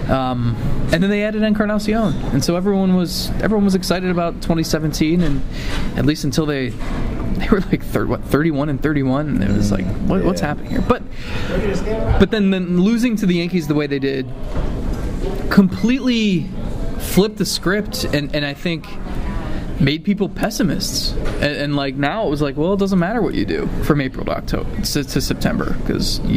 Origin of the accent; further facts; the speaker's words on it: Cleveland, Ohio, United States; And we're both from Cleveland.